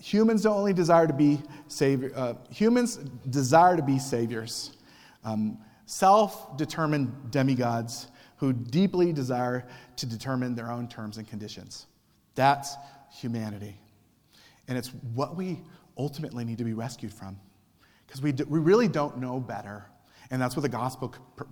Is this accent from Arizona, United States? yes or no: yes; Cochise County, Arizona, United States; when I was a teenager and growing up in Cochise County